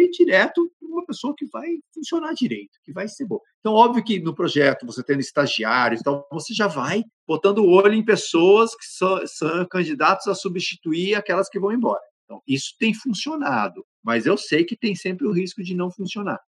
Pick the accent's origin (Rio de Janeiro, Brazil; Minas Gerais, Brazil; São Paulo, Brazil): São Paulo, Brazil; Campinas; now in Manaus, Brazil; Eu cresci eh, em Campinas